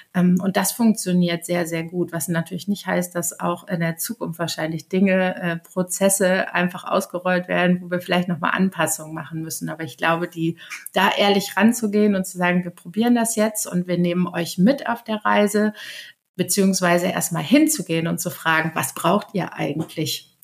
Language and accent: German; Aachen, North Rhine-Westphalia, Germany; moved away as an adult; now in Hamburg, Germany; Ich bin vor zehn Jahren nach Hamburg gekommen und komme ursprünglich aus Aachen.